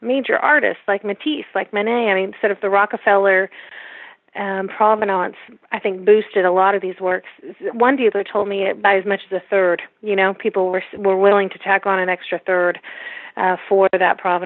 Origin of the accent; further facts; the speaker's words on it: United States; as an American